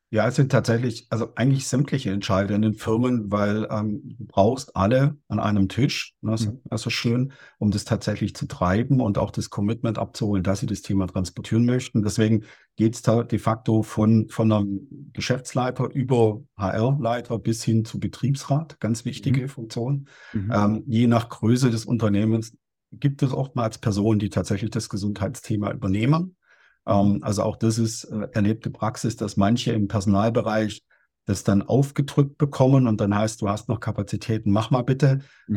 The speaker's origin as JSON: {"language": "German", "town": "Stuttgart", "region": "Baden-Württemberg", "country": "Germany", "said": "ich komme ja aus, aus Stuttgart"}